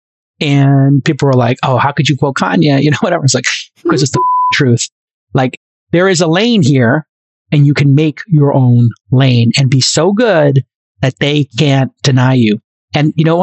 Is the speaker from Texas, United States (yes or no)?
no; New York City, New York, United States; I'm the kid from Brooklyn